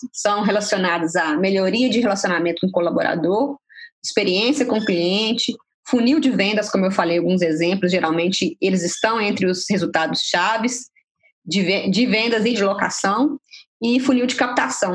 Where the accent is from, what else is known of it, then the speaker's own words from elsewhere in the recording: Minas Gerais, Brazil; como boa mineira